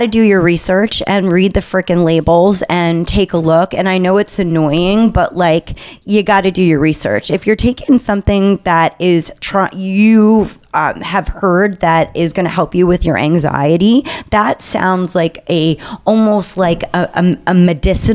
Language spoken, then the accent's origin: English; New York City, New York, United States; my hometown of New York City